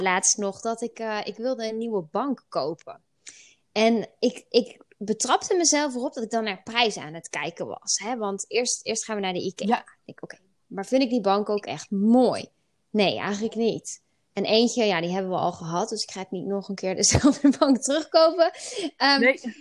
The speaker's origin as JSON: {"language": "Dutch", "country": "Netherlands", "said": "we dat als, als Nederlanders"}